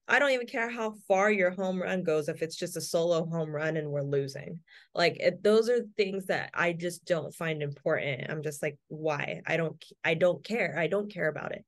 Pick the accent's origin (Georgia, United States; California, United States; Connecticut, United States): California, United States